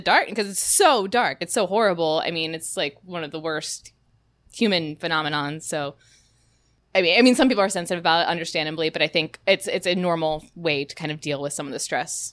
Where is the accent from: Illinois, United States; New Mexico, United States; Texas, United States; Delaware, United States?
Delaware, United States; moved away; originally from the state of Delaware